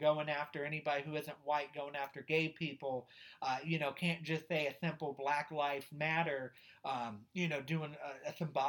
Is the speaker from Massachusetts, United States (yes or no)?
no; Ohio, United States; I'm from Ohio. We weren't part of the Confederacy.